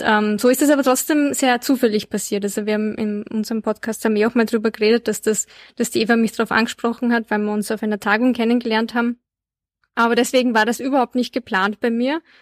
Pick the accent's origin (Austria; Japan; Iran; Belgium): Austria; Linz, Upper Austria; Ich bin nämlich in Linz aufgewachsen